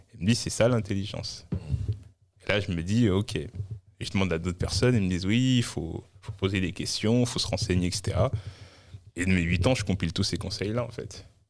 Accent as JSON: {"language": "French", "town": "Orly", "region": "Île-de-France", "country": "France", "tie": "born or raised there", "also_born_or_lived": "Mali / Créteil / Saint-Maur-des-Fossés / Maisons-Alfort", "said": "je suis né en, dans Val-de-Marne, à Créteil. Et dans mon enfance, à mes deux ans, on est retourné au Mali. On est revenu en France quand j'avais six ans."}